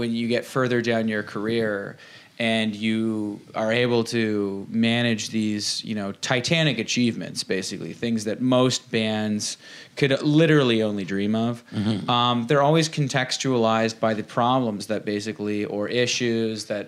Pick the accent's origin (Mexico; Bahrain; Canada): Canada; Dundas, Ontario; we're from Dundas, which is basically like the Shire from Lord of the Rings